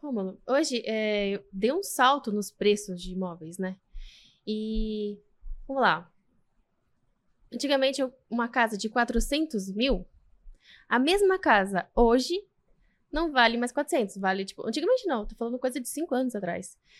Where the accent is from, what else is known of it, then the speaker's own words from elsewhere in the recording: Ibiúna, São Paulo, Brazil; Sou de Biúna